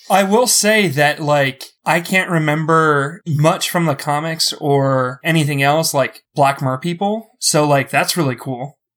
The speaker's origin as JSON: {"language": "English", "town": "Philadelphia", "region": "Pennsylvania", "country": "United States", "said": "I'm from Philly"}